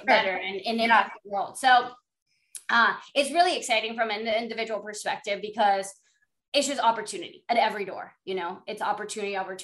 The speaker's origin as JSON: {"language": "English", "country": "Panama", "also_born_or_lived": "Florida, United States", "moved": "as an adult", "said": "I'm from Panama"}